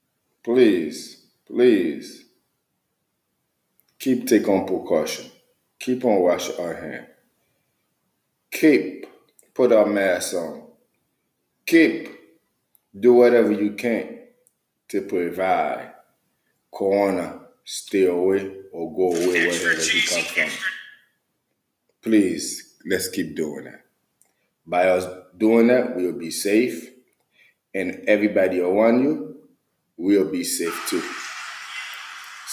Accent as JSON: {"language": "English", "country": "Haiti", "moved": "yes", "lives_now": "United States", "said": "I am American, but I am American, Haitian American"}